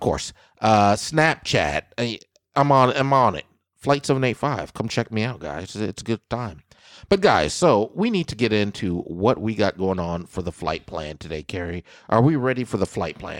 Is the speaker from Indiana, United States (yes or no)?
no; Kansas, United States; my home state of Kansas